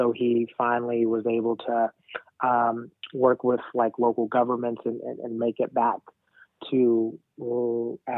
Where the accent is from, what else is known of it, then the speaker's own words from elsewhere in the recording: New Orleans, Louisiana, United States; also born or lived in Rwanda; So I grew up in New Orleans. But I'm not from New Orleans. I actually am from Rwanda.